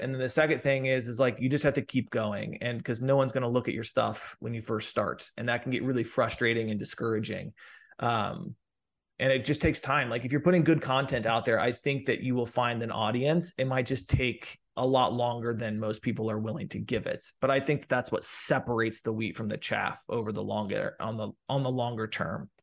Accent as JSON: {"language": "English", "region": "Midwest", "country": "United States", "tie": "born or raised there", "also_born_or_lived": "St. Louis / New York / Los Angeles", "moved": "as an adult", "said": "I grew up sort of in the Midwest"}